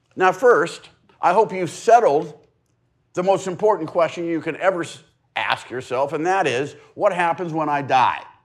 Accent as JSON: {"language": "English", "town": "La Mesa", "region": "California", "country": "United States", "tie": "born or raised there", "said": "I've lived in East County for seventy years. This has been my home address for seventy years. I mean, I've gone to school other places, but I've lived, I was, I was born in La Mesa"}